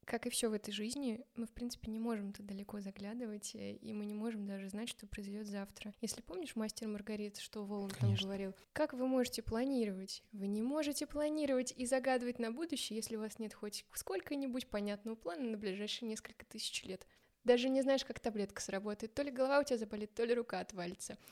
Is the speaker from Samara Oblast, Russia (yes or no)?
yes; Samara, Samara Oblast, Russia; moved away as an adult; now in Moscow, Russia; я как бы из Самары, я в Самаре была